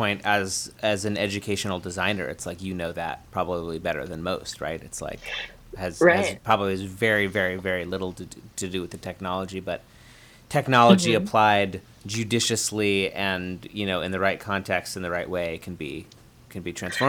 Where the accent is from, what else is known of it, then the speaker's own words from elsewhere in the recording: Vermont, United States; I'm from Vermont.